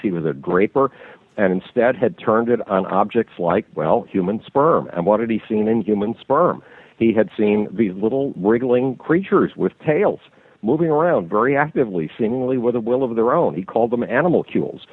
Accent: Buffalo, New York, United States; nobody wanted me in my hometown, Buffalo, New York

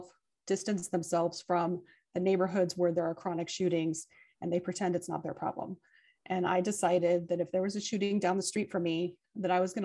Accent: Albuquerque, New Mexico, United States; moved away as an adult; also born or lived in Chicago; I was born and raised here in Albuquerque

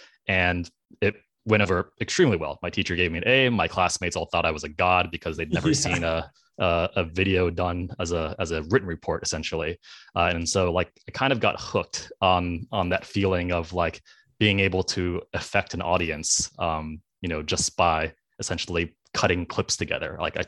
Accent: East Coast, United States; I grew up on the East Coast in a relatively traditional like Asian American family

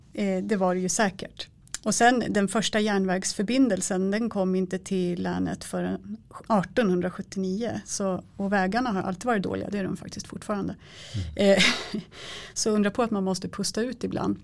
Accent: Älvkarleby, Uppsala County, Sweden; moved away; stallet i Älvkarleby där jag växte upp

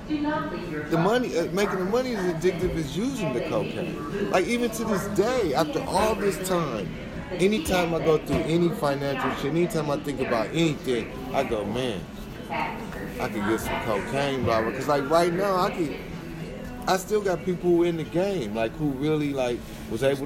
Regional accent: Nebraska, United States; moved away; And I'm young. I'm from Nebraska.

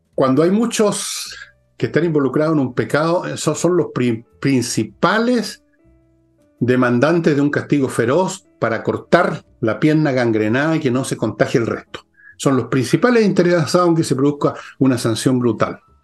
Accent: Chile

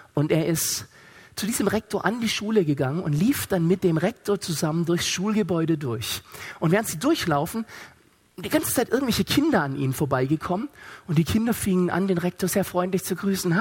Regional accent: Stuttgart, Baden-Württemberg, Germany; ich komme aus Stuttgart

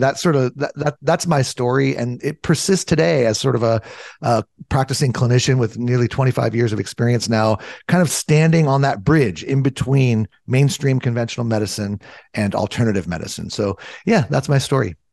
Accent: Southern California, United States; I grew up in Southern California

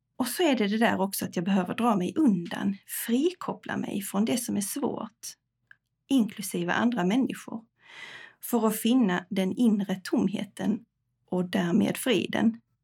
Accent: Tockarp, Skåne, Sweden; moved away as an adult; also born or lived in Jönköping / Stockholm / Spain; Jag är uppvuxen i Tockarp utanför Örkelunga

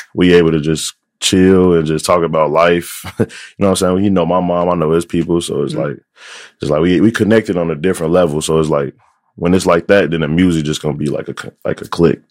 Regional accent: United States; growing up on the South Side

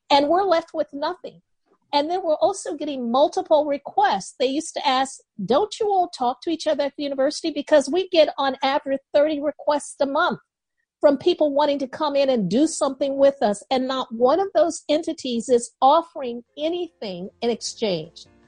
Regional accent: Chicago, Illinois, United States; I grew up in Henry Horner Projects right next to the Chicago Bulls Stadium

